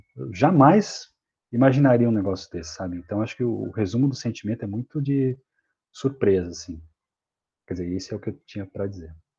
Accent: Mogi das Cruzes, São Paulo, Brazil; sou aqui de São Paulo, nascido em Mogi das Cruzes, que é aqui na Grande São Paulo

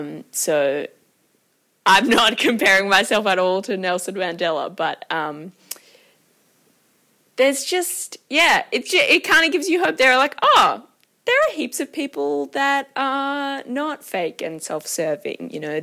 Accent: Thailand; I grew up in Thailand, so had lots of interactions and just so aware of my privilege.

